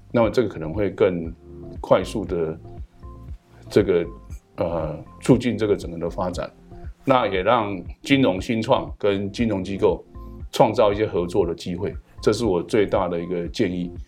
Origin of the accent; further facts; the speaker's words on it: Taiwan; 我是台湾的大学教授院长